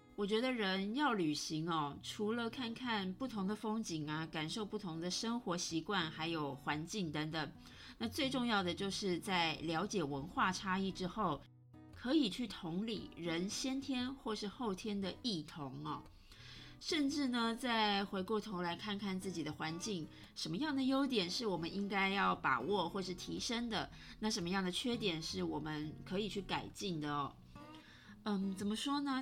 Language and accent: Chinese; Taiwan; moved away; also born or lived in Italy; 我是台湾人